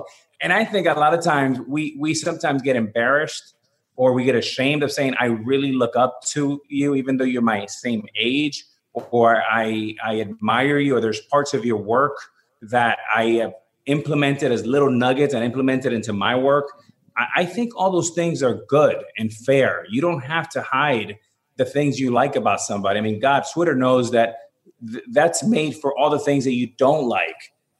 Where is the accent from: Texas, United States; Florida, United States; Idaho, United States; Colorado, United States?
Florida, United States; Miami; And being growing up in Miami, we had three teams we would follow just by the nature of cable television.